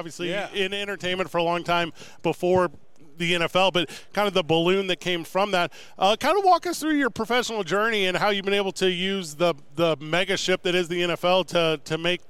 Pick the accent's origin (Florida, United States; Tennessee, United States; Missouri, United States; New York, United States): Missouri, United States; St. Louis; now in Albuquerque, United States; I grew up in St. Louis, Missouri